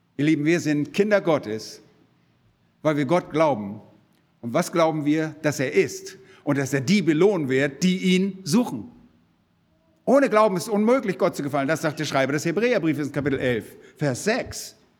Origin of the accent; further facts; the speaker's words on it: Germany; bei uns in Deutschland